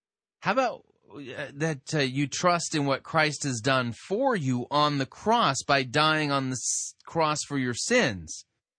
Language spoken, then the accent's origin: English; California, United States; I'm beginning to think that I actually qualify as a Yankee, even though I grew up in Southern California.